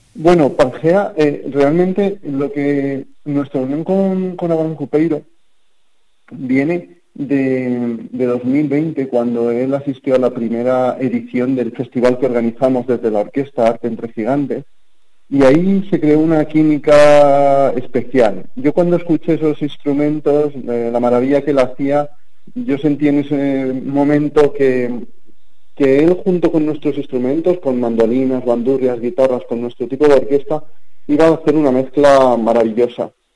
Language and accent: Spanish; Campo de Criptana, Castilla-La Mancha, Spain; Yo soy de Campo de Criptana.